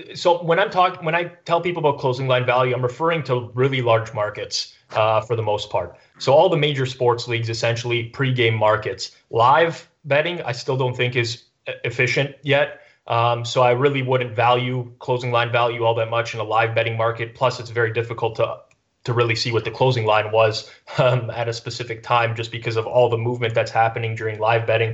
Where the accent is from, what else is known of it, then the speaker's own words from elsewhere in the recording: Canada; I'm Canadian